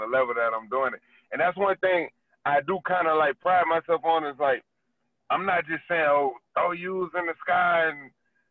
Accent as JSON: {"language": "English", "town": "Miami", "region": "Florida", "country": "United States", "tie": "born or raised there", "said": "I'm from Miami"}